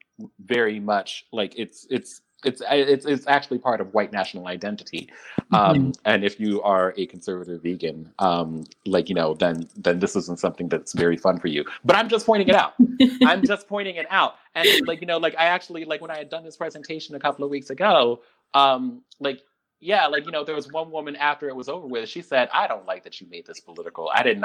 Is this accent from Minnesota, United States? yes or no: no; Philadelphia, Pennsylvania, United States; Philadelphia, my hometown